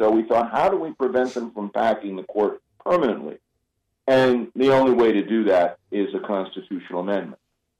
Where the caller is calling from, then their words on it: Buffalo, New York, United States; I am calling you from Buffalo, New York, because that's where my my wife's parents live